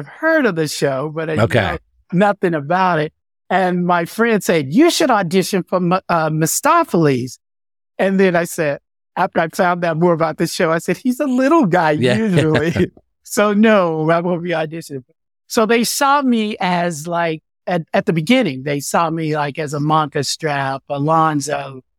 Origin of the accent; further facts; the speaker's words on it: Fort Worth, Texas, United States; Then I started dancing in a modern company in Dallas, Texas. I'm from Fort Worth, Texas, by the way.